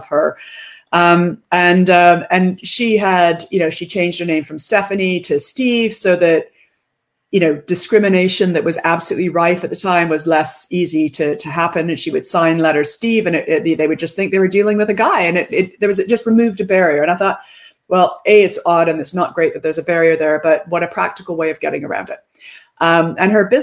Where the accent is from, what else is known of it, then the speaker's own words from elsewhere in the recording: Canada; moved away as an adult; also born or lived in United Kingdom; I'm Canadian. I grew up in a logging town, a lumber town in Canada.